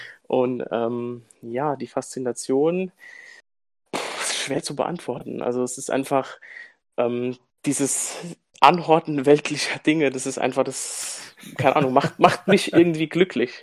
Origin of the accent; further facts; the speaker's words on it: Germany; bei uns in Deutschland